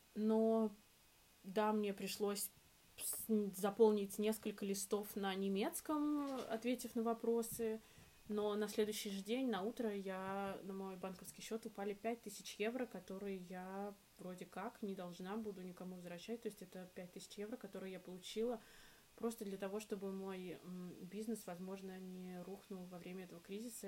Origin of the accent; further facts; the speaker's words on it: Russia; moved away as an adult; now in Berlin, Germany; я девочка из России